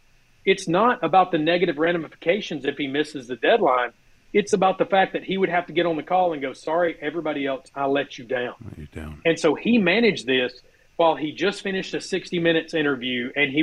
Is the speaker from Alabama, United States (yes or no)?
yes; Alabama, United States; I am from Alabama